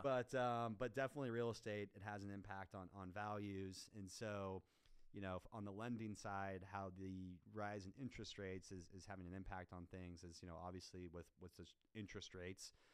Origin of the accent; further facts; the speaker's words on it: Kansas City, United States; also born or lived in Chicago, Illinois; now in Dallas, United States; I'm originally from Kansas City. Um, I've been in Dallas since 2014.